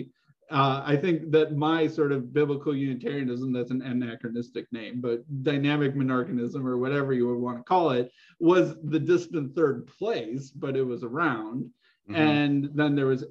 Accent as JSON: {"language": "English", "country": "United States", "said": "as an American"}